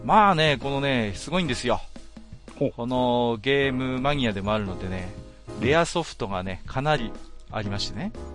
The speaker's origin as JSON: {"language": "Japanese", "region": "Northern Tohoku", "country": "Japan", "said": "北東北の人間ですからね"}